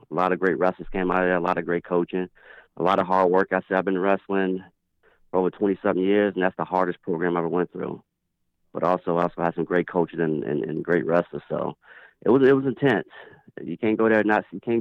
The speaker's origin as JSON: {"language": "English", "town": "Chicago", "region": "Illinois", "country": "United States", "tie": "born or raised there", "also_born_or_lived": "Markham, Illinois", "said": "I actually grew up in South Side of Chicago"}